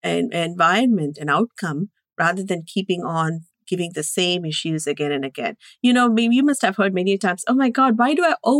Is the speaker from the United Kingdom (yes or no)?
no; India; moved away; growing up in India with a very abusive environment